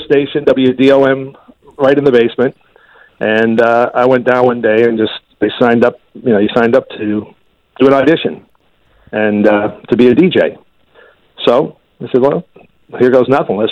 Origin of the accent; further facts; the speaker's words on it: Winchester, Massachusetts, United States; I had also done some cable work back in my hometown of Winchester